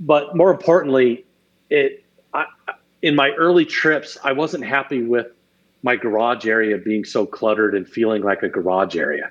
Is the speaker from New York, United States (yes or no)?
no; Arizona, United States; growing up in Arizona